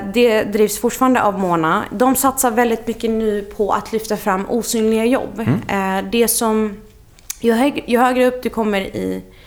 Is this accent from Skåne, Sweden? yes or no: yes; Lund, Skåne, Sweden; moved away as an adult; also born or lived in Iraq / Russia / Stockholm / Dublin; jag är så uppvuxen i Lund och gick eh, gymnasiet där